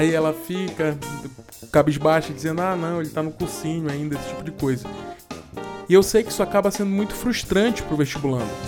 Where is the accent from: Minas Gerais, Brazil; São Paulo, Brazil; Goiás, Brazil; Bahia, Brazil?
Goiás, Brazil; Goiânia; Para quem não sabe, eu sou de Goiânia, terra do Pequi.